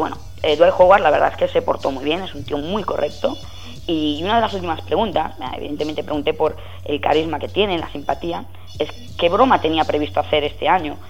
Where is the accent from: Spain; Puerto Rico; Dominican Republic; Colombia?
Spain; soy periodista español